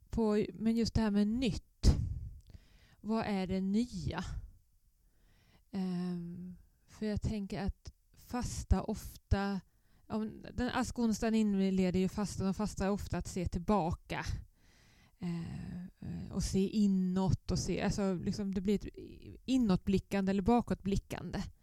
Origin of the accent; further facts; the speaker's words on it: Östergötland, Sweden; accent: southern Östergötland dialect; also born or lived in Blekinge / Skåne / Nynäshamn; now in Helsingborg, Sweden; Men som ni hör på min dialekt så är jag inte skåning. Om ni vill placera den så är den i södra Östergötland. Men jag har jobbat i Blekinge, i Skåne, i Nynäshamn.